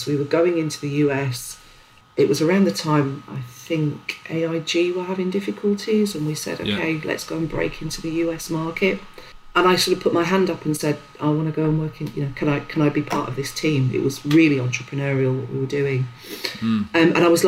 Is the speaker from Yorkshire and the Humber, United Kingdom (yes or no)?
yes; Sheffield, Yorkshire and the Humber, United Kingdom; also born or lived in Leeds; growing up in Sheffield in the sort of, well, it was the 80s.